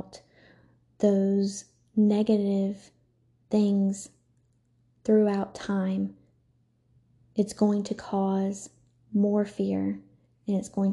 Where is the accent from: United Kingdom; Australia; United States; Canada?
United States; the South; I am from the South